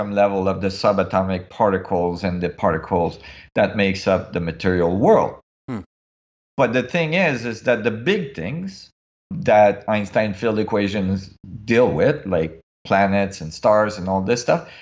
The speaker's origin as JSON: {"language": "English", "country": "Canada", "tie": "born or raised there", "also_born_or_lived": "Switzerland", "said": "I was in Canada"}